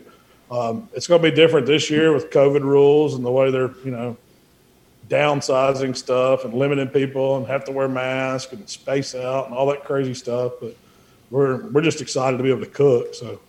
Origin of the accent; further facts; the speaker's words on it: Hernando, Mississippi, United States; also born or lived in Memphis area; we actually opened up a new shop here in Hernando, my hometown, Hernando, Mississippi.